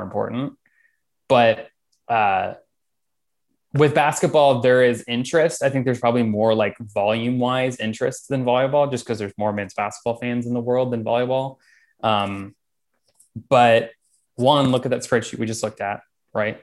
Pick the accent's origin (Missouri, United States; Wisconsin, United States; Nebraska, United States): Missouri, United States; Kansas City; I grew up in Kansas City